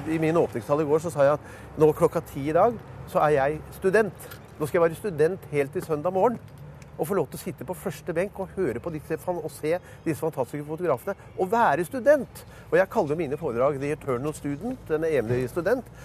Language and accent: Norwegian; New York, United States; now in Norway; Så tror de det er mye finere fordi jeg er fra New York.